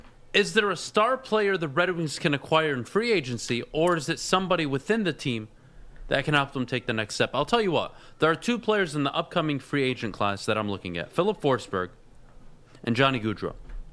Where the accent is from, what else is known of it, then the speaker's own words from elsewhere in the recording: United States; I'm an American. I am Arab. Yep, I am Arab. My parents are born in Lebanon, in the Middle East.